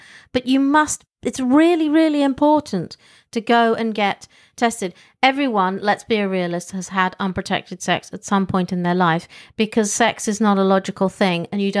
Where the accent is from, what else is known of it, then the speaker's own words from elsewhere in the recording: England, United Kingdom; Well, I grew up in England.